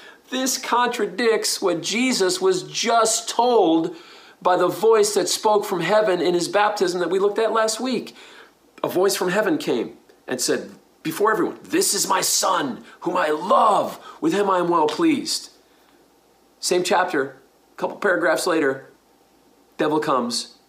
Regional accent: New York, United States; I grew up in New York.

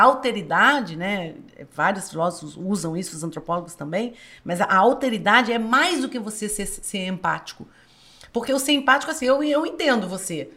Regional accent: Minas Gerais, Brazil; sou mineira

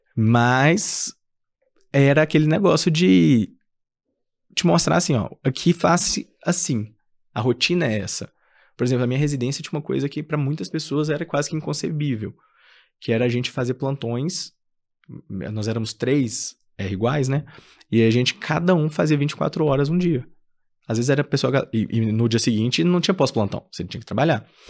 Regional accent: Minas Gerais, Brazil; eu sou de Minas, né? é, e queria ficar em BH mesmo

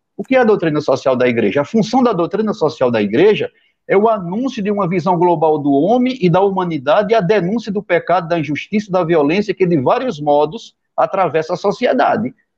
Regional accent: Pajeú region, Sertão of Pernambuco, Brazil; eu sou da região do Pajeú

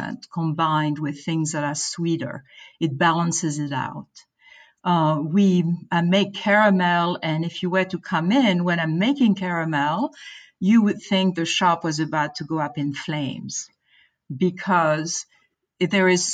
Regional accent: France; moved away as an adult; also born or lived in Boston; now in United States; growing up in France

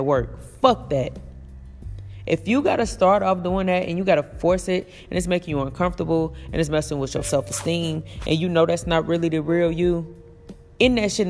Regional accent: Elkhart, Gary, Indiana, United States; I'm from the projects. I'm from the ghetto. I'm from Elkhart, Indiana. I'm from Gary, Indiana

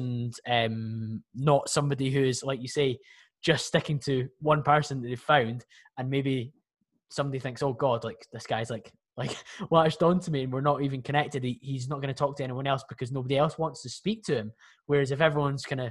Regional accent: Scotland, United Kingdom; I'm from Scotland

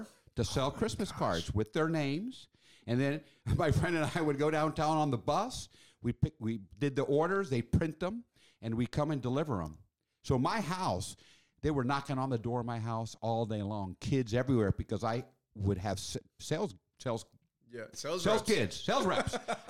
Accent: Washington, District of Columbia, United States; now in Chicago, United States; But remember, I grew up in Washington, D.C.

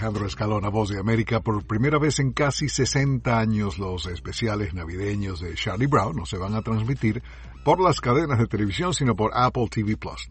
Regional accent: Venezuela; now in Washington, United States; en mi país de origen, Venezuela

